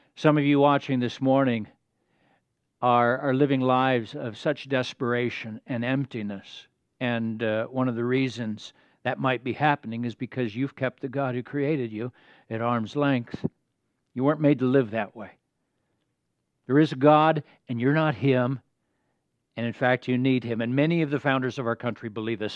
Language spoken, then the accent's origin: English; United States; As American citizens